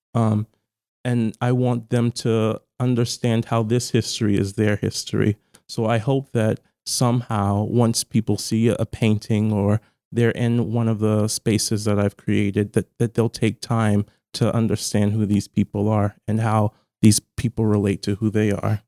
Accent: Charleston, South Carolina, United States; moved away as an adult; now in Baltimore, United States; I'm from Charleston, South Carolina originally

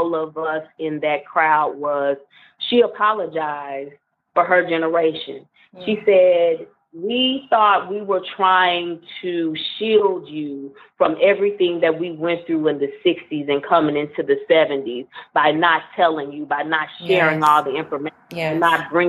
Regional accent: Clarksdale, Mississippi, United States; moved away; also born or lived in Alabama / Virginia; I grew up in Clarksville, Mississippi

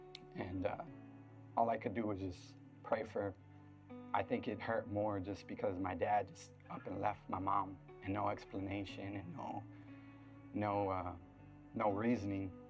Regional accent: Floresville, Texas, United States; I'm originally from Floresville, Texas. It's just down the street from here, so grew up there for a little bit.

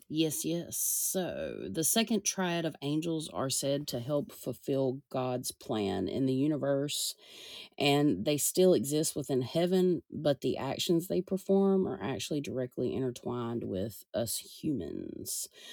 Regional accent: the South, United States; I'm from the South

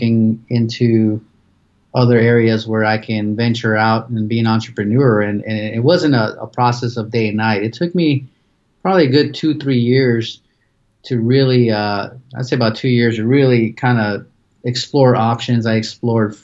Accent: Pasadena, California, United States; moved away as an adult; now in Phoenix, United States; I'm originally from Pasadena, California. So I was born and raised there

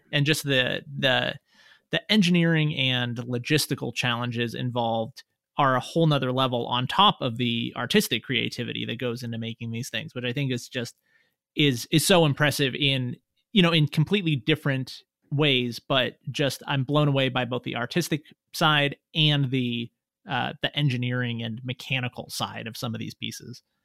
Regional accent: Reno, Nevada, United States; also born or lived in Las Vegas; I lived in Reno, I grew up here in Reno, and then I moved to Las Vegas when I went to college

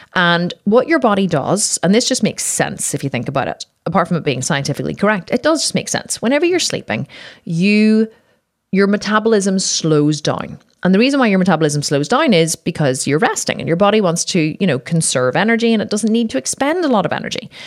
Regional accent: Ireland; I'm Irish, we drink, you know, in Ireland, we were fucking born in pubs

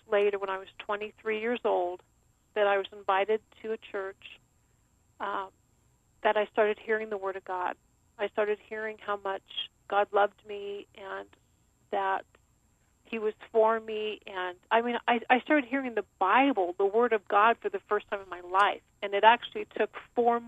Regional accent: California, United States; also born or lived in Long Beach / Sacramento / San Francisco; I grew up in Southern California, Central California, and Northern California.

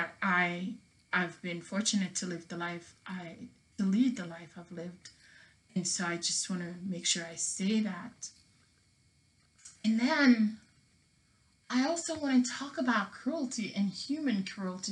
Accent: Jamaica; now in United States; I was not born here. I was born in Jamaica, so I can't be African American, right

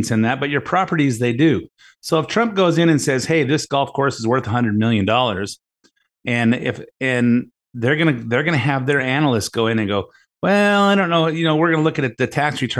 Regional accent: United States; being an American, who pays a lot of taxes and has worked hard for a good life

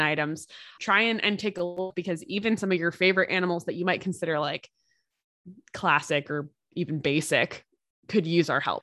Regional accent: United States; as an American

